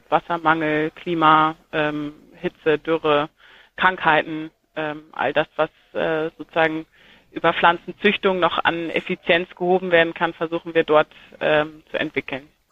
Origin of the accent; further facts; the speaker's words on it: Germany; moved away; also born or lived in Saxony-Anhalt; Ich bin an der Ostsee geboren